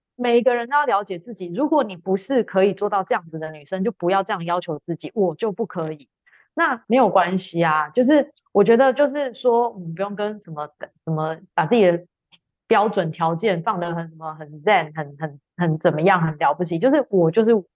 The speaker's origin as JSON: {"language": "Chinese", "country": "Taiwan", "tie": "born or raised there", "also_born_or_lived": "Sweden", "moved": "as an adult", "lives_now": "Denmark", "said": "我基本上是台湾长大一个女生，中间一度有到瑞典念书，然后呢，也跟大家一样是个上班族"}